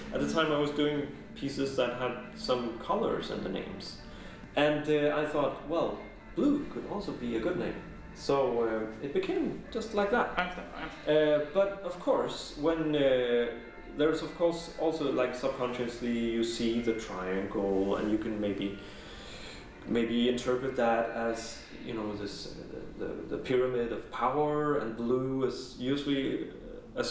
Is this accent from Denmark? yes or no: yes; Denmark; moved away; I'm originally from Denmark.